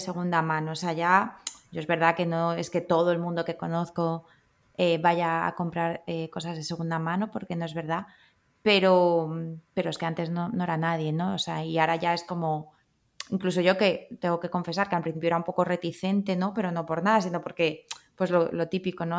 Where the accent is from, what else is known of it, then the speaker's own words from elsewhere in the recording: Madrid, Community of Madrid, Spain; yo soy de Madrid